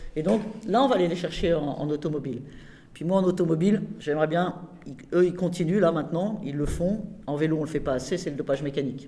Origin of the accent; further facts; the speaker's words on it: Rouen, Normandy, France; je suis de Rouen